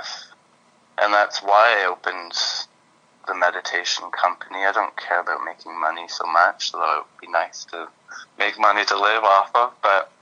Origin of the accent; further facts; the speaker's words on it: Belleville, Ontario, Canada; moved away; also born or lived in England; I grew up in Belleville, Ontario